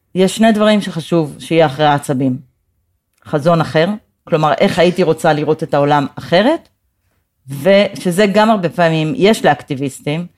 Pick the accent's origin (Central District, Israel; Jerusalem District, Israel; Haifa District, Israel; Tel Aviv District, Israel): Jerusalem District, Israel; Jerusalem; also born or lived in United States; אקטיביסטית, פמיניסטית וירושלמית, זה נראה לי ממש, אה, הגדרה של הזהות שלי